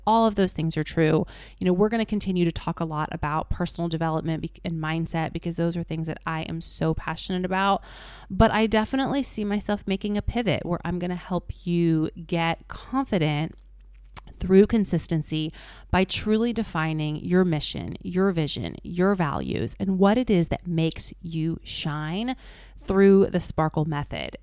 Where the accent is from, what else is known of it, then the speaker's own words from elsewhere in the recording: Indianapolis, Indiana, United States; moved away; Indianapolis, which is my hometown